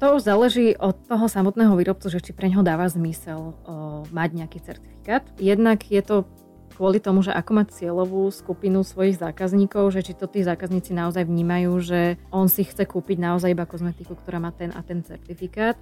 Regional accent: Slovakia; Ako Slovenka

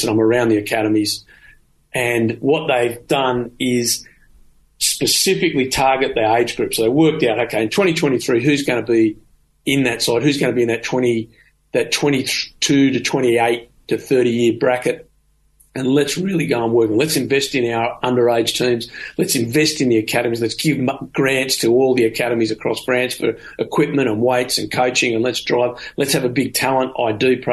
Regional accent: Australia; as an Australian.

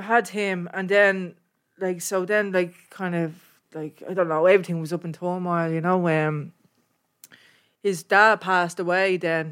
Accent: Dublin, Leinster, Ireland; I'm from Inchicore

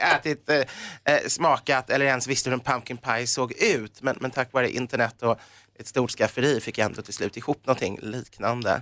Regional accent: Sweden; vi är svenskar

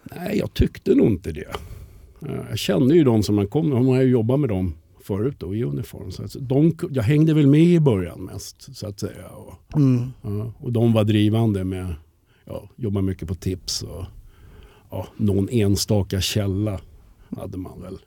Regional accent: Stockholm, Stockholm County, Sweden; accent: 08 (Stockholm); jag är uppvuxen i Farsta

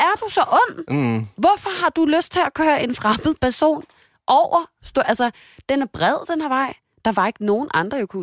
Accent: Denmark; moved away; jeg var hjemme i Danmark

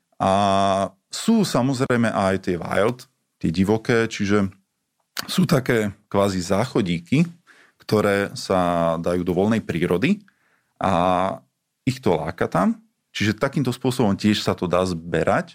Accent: Slovakia; also born or lived in Italy; ja som ako Slovák

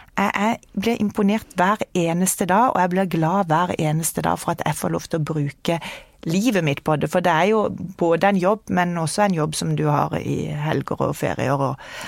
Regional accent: Kristiansand, Agder, Norway; moved away as an adult; now in Oslo, Norway; Jeg kommer fra Kristiansand, det kan du kanskje høre på dialekta. Flytta til Oslo når jeg var 19 år.

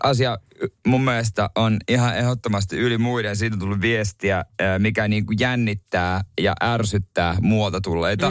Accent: Seinäjoki, South Ostrobothnia, Finland; mä oon Seinäjoelta itse

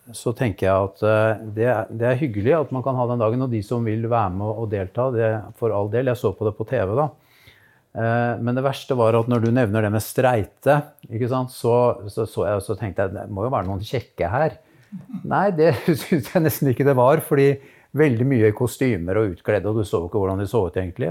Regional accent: Moss, Østfold, Norway; jeg vokste opp i Moss

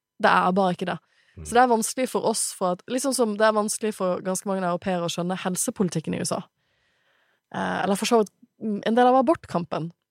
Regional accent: Bergen, Vestland, Norway; jeg er fra Bergen

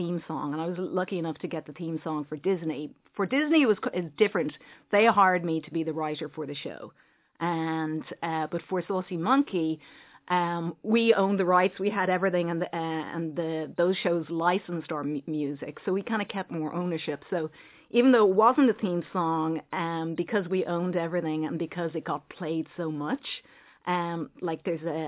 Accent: Ireland; moved away as an adult; also born or lived in Los Angeles, United States

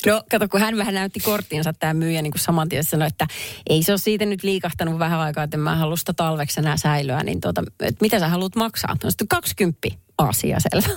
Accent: Perniö, Southwest Finland, Finland; moved away; kävin äh, kotikonnuilla Varsinais-Suomessa Perniössä

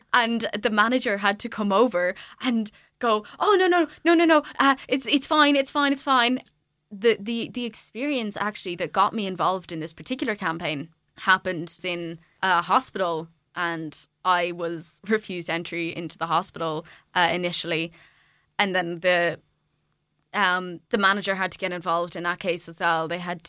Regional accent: Waterford, Munster, Ireland; To be honest, it's been both, because I'm from Waterford.

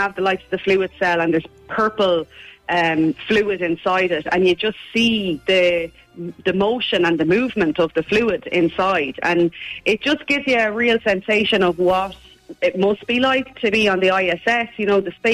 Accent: Ballina, Connacht, Ireland; Ballina, which is my hometown

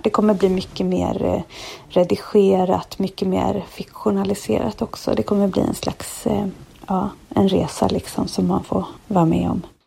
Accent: Stockholm, Stockholm County, Sweden; also born or lived in Kalmar; now in Öland, Sweden; jag är ju född i Stockholm och jag har bott jättemycket i Stockholm, också delvis uppväxt i Kalmar

